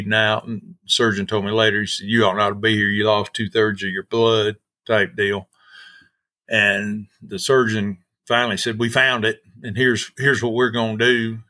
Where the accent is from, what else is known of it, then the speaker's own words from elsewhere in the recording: Georgia, United States; moved away as an adult; also born or lived in Trinidad, Colorado; I grew up in Georgia